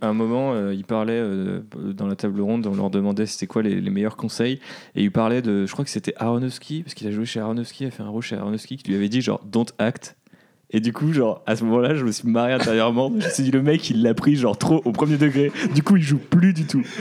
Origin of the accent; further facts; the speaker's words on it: France; also born or lived in Amsterdam; j'étais français